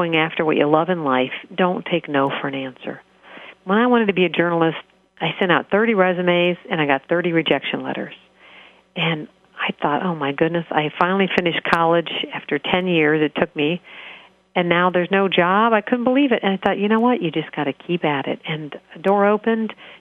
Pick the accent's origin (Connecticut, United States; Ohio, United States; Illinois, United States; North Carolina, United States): Ohio, United States; hometown of The Plain Dealer; work for this paper in my hometown where I'm living